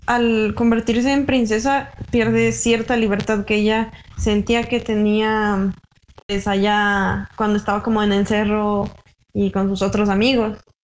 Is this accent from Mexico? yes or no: yes; Mexico